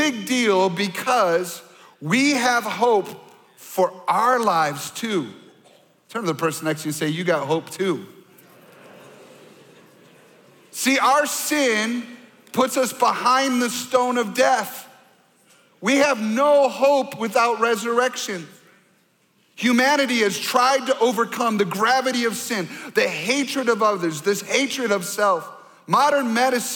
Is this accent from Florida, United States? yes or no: no; Michigan, United States; now in Minnesota, United States; I grew up mostly in Michigan, so I'm a Michigan Wolverine fan